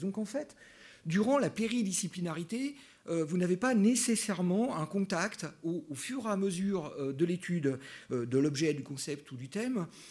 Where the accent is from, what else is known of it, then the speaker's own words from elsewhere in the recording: France; now in Switzerland; en tant que Français